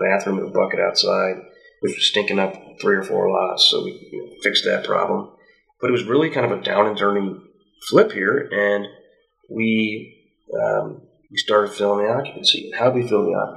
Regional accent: Western Illinois, United States; I grew up in Western Illinois

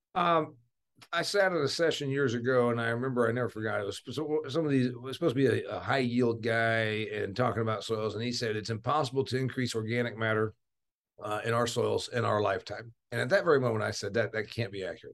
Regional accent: Indiana, United States; I am from Indiana

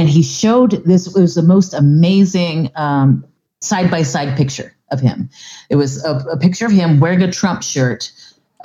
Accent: Palm Bay, Florida, United States; my hometown in Palm Bay, Florida

